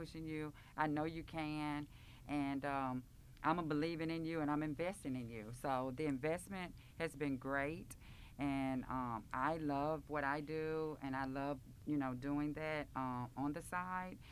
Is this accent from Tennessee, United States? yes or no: yes; Memphis, Tennessee, United States; I grew up in Orange Mound